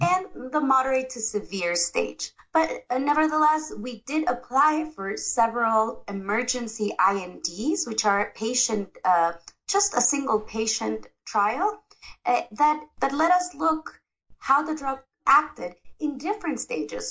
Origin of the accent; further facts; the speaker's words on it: Ecuador; I am from Ecuador, South America